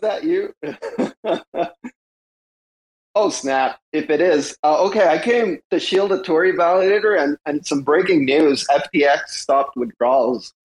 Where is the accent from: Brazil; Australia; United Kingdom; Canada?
Canada; I'm Canadian